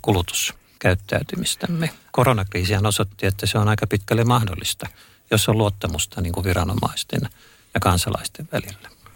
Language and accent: Finnish; Helsinki, Uusimaa, Finland; mä olen, olen helsinkiläinen